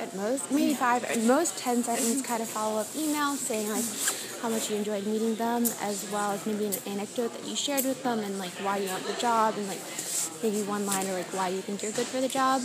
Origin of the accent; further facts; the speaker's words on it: McLean, Virginia, United States; I'm from Virginia, right outside of D.C.